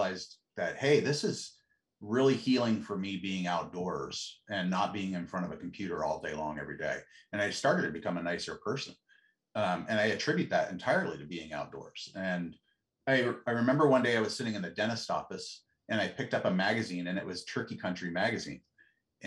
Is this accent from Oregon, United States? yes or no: yes; Bend, Oregon, United States; I grew up in Central Oregon, Bend, which is a totally different town now than it used to be then